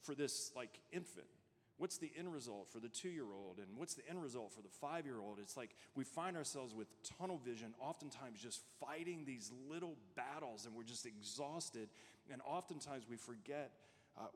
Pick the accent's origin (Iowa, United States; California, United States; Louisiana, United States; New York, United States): Louisiana, United States; moved away as an adult; also born or lived in Arizona; When we first got married, we moved to Arizona. We're both from Louisiana